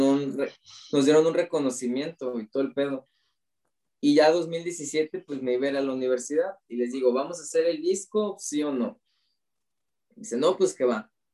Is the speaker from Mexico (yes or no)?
yes; Mexico; como buenos mexicanos